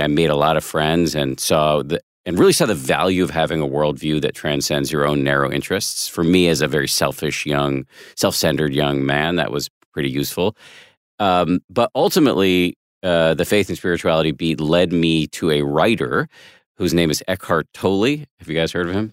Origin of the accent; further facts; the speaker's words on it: Boston, Massachusetts, United States; moved away; also born or lived in Maine; I went to school in Maine, but I'm from Boston, not far away